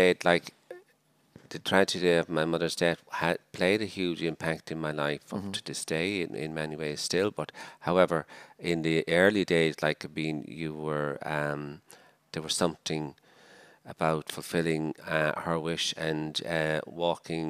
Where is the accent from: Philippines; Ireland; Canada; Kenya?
Ireland; Dublin, Leinster; moved away as an adult; also born or lived in Malawi; I'm a Dublin man